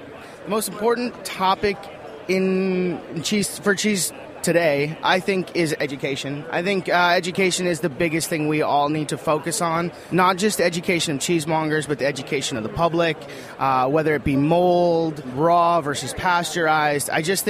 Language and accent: English; Wisconsin, United States; now in California, United States; I am originally from Wisconsin, now in California.